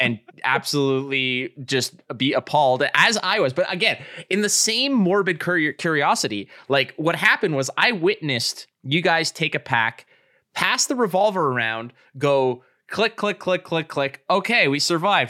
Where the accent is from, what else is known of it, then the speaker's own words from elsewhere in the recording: Montreal, Quebec, Canada; I grew up in Montreal